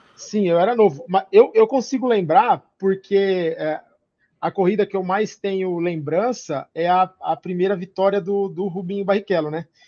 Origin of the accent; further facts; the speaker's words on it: Brazil; eu como brasileiro